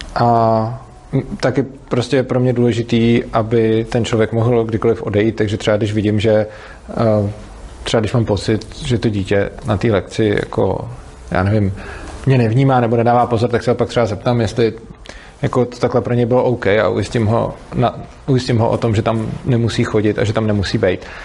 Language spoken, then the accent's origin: Czech; Prague, Czechia; jsem z Prahy a ta škola je v Brně